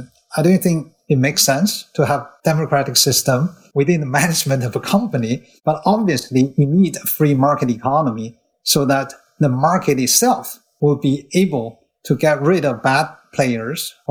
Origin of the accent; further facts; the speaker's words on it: China; moved away as an adult; also born or lived in Berkeley, United States; now in Hong Kong; I came all the way from China, where the Cultural Revolution was already becoming a distant memory